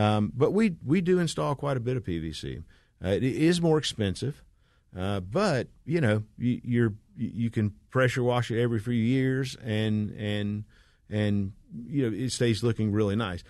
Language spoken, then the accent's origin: English; Smyrna, Georgia, United States; this is my hometown. I've, I've, I grew up in Smyrna